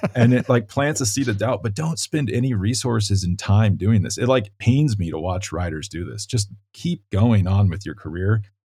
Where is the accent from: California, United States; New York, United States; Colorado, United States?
Colorado, United States; my home state